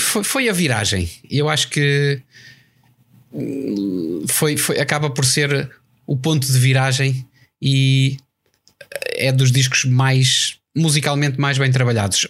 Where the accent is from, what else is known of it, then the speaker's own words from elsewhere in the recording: Portugal; somos portugueses.